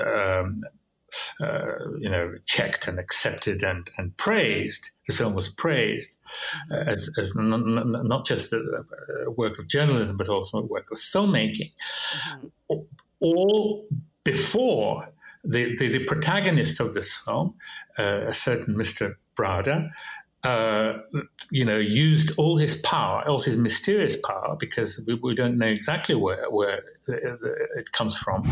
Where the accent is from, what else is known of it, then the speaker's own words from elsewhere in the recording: Russia; growing up in Russia in the 20th century, uh, in Soviet Union